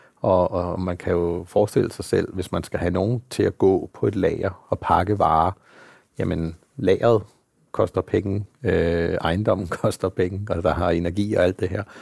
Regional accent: Denmark

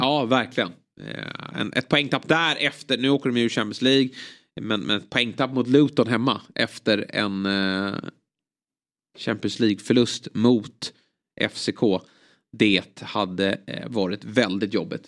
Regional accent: Sweden; som svensk

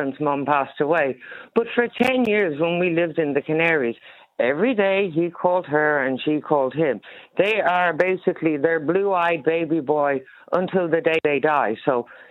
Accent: Ireland; moved away as an adult; now in Spain; being Irish

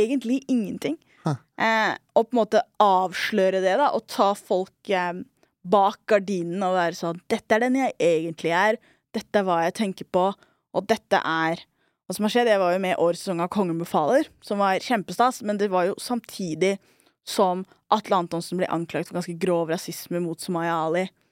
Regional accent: Oslo, Norway; also born or lived in Trondheim / New York; Jeg er en somalier fra Skullerud

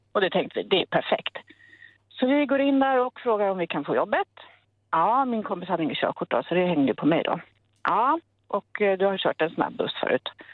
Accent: Italy; now in Uddevalla, Sweden; jag är italienare

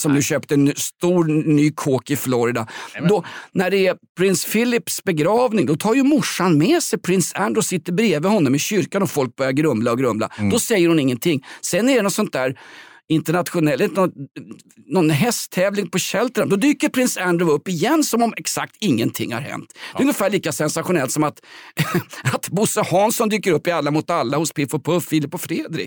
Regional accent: Stockholm, Stockholm County, Sweden; Vällingby där jag kommer ifrån

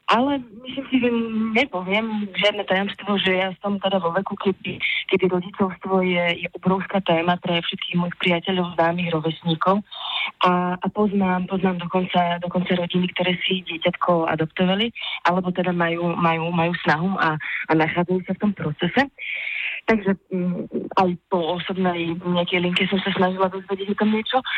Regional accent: Košice, Košice Region, Slovakia; narodila v Košiciach, pretože, pretože mamka mm, v tej chvíli žila v Košiciach, tak ma tam teda priviedla na svet.

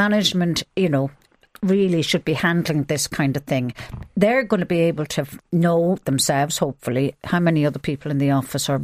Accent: Ireland; we're all Irish Catholics

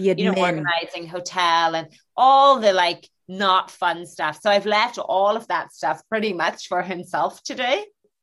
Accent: Northern Ireland, United Kingdom; now in London, United Kingdom; I'm from the North

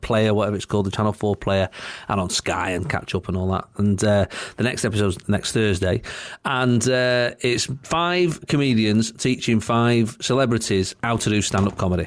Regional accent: Salford, North West England, United Kingdom; me and Shaun are from the same town. We're both from Salford

